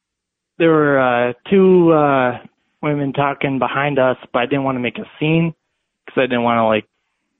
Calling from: Los Angeles, California, United States; I'm calling from L.A.

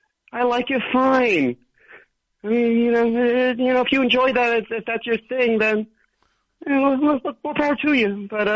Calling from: Manhattan, New York, United States; I'm calling from Manhattan.

